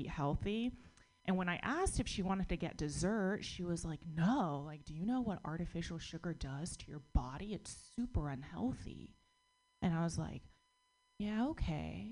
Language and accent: English; United States; born or raised there